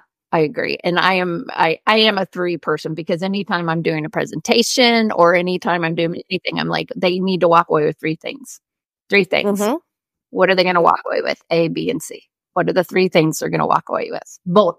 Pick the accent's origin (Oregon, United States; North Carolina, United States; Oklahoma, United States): Oklahoma, United States; I had CDs of all of these Broadway show tunes of like the Oklahoma, because, you know, I was from Oklahoma, and my kids knew all the words.